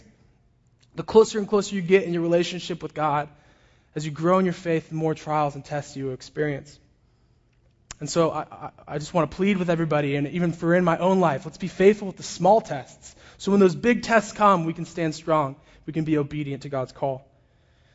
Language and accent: English; Orange County, California, United States; I grew up in Orange County as a pastor's kid.